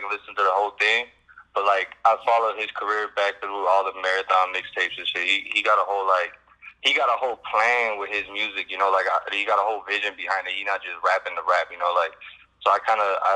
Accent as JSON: {"language": "English", "town": "Chicago", "region": "Illinois", "country": "United States", "tie": "born or raised there", "moved": "yes", "said": "I lived in Chicago near the North Side for the longest, and that's really where I'm from because I learned the most"}